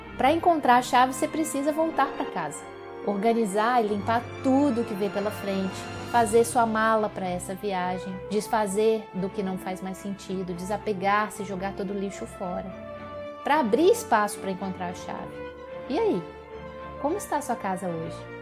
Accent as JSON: {"language": "Portuguese", "region": "Minas Gerais", "country": "Brazil", "said": "como mineirinha que sou"}